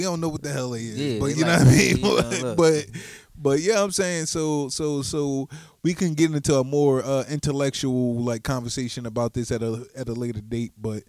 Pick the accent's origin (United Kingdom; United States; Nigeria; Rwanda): United States; as being Black Americans